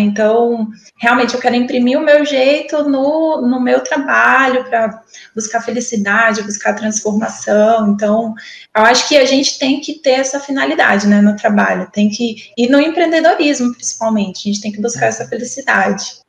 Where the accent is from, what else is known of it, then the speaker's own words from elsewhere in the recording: Porto Velho, Rondônia, Brazil; moved away as an adult; voltar para minha terra, né? Igual minhoca, voltar para minha terra, estar tá aqui com a família